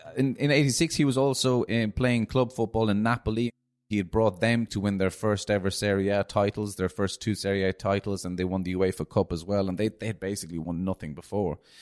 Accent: Cork, Munster, Ireland; as an Irish Argentinian growing up in Ireland

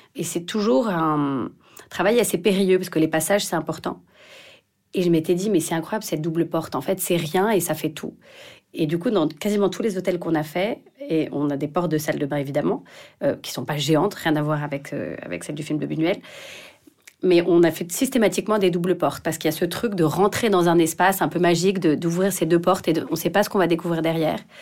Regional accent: Paris, Île-de-France, France; je suis parisienne

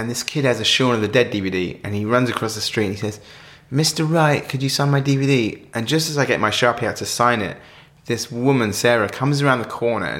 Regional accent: United Kingdom; to shoot that film in my hometown

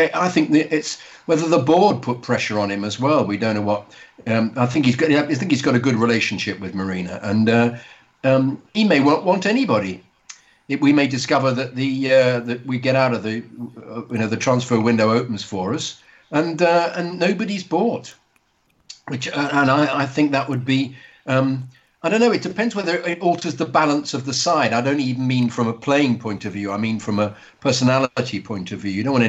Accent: Sweden; English is a second language; As a kid that is born and raised in Sweden with Chilean parents that is of pure Spanish descent

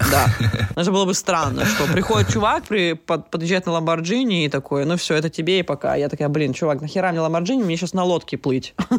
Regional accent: Russia; now in Portugal; я тоже из маленькой страны, Россия

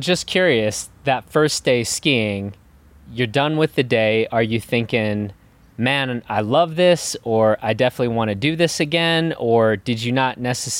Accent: Chicago, Illinois, United States; now in Crested Butte, United States; But I'm originally from Chicago and back from my nephew's wedding. I live in Crested Butte, Colorado now.

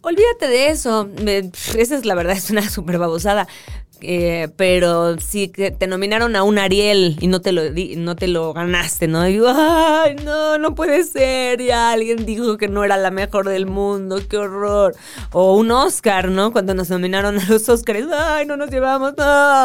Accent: Mexico; no tenía look de total mexicana

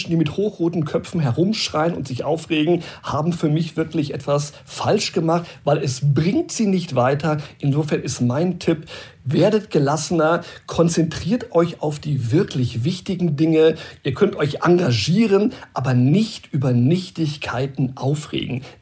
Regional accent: Brazil; now in Germany; Ich muss sagen, ich bin in Brasilien groß geworden, da hat immer die Sonne geschienen, ich hatte eine sehr schöne Kindheit und vielleicht habe ich auch diesen Spirit mitgenommen und ich habe das übertragen nach unserer Rückkehr auch in mein privates Leben.

